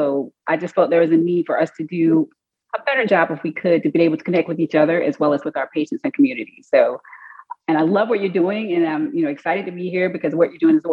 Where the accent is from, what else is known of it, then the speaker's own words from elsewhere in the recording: Mississippi, United States; moved away as an adult; also born or lived in Columbus, Georgia; now in Alabama, United States; I'm originally from Mississippi, practicing in Alabama